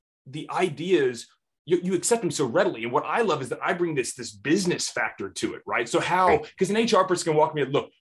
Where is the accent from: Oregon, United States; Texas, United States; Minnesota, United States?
Texas, United States; Houston; here in my hometown of Houston, Texas